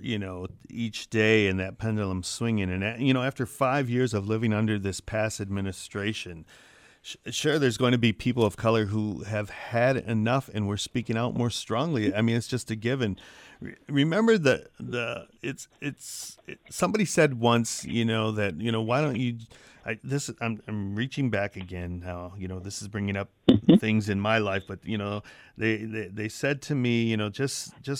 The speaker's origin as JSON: {"language": "English", "town": "Saginaw", "region": "Michigan", "country": "United States", "tie": "born or raised there", "said": "I was born here. I was born in Saginaw, Michigan."}